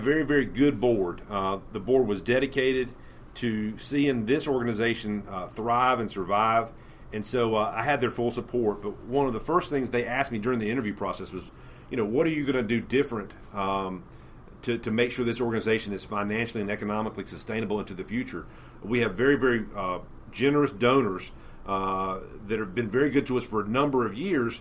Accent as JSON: {"language": "English", "area": "Stanly County", "region": "North Carolina", "country": "United States", "tie": "born or raised there", "said": "I grew up in Stanley County, off Valley Drive near Marr Mountain State Park"}